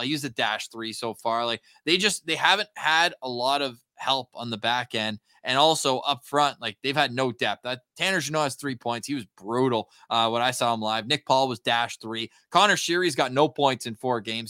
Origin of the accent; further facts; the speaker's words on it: Ottawa, Ontario, Canada; moved away; I'm from Ottawa, but don't live there right now